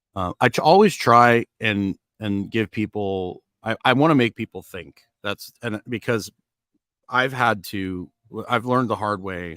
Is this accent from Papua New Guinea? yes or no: no; Edmonton, Alberta, Canada; also born or lived in Kentucky; now in Largo, United States; I grew up in Edmonton